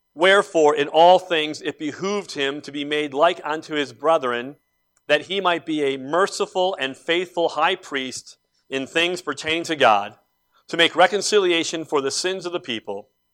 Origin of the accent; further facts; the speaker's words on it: Cleveland, Ohio, United States; growing up in Cleveland